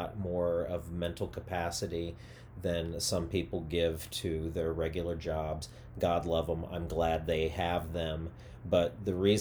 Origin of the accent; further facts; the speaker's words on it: Missouri, United States; moved away as an adult; also born or lived in Chicago / Las Vegas; now in Los Angeles, United States; I'm from Missouri